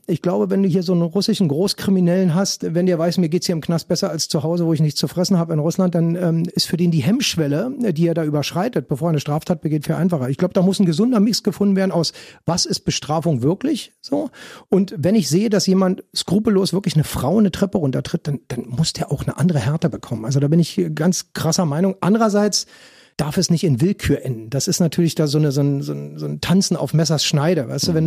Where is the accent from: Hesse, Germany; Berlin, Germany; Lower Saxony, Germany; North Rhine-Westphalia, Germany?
Berlin, Germany; ich bin dann auch noch Ur-Ostberliner.